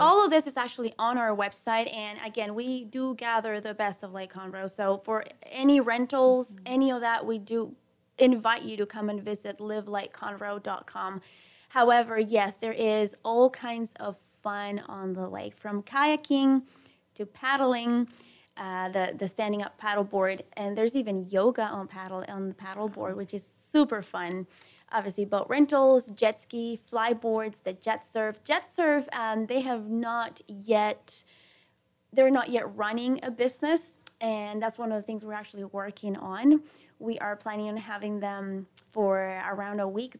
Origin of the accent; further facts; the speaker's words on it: Peru; also born or lived in Caracas, Venezuela; now in Texas, United States; I was born in Caracas, Venezuela, but I was raised in Peru. I'm 100% Peruvian